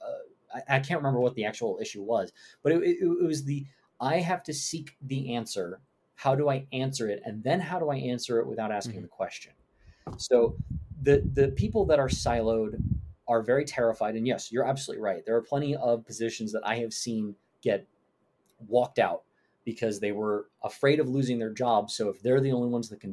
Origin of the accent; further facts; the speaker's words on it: New York, United States; I'm from New York. I have a lot of mannerisms and a lot of tones that don't translate well in text.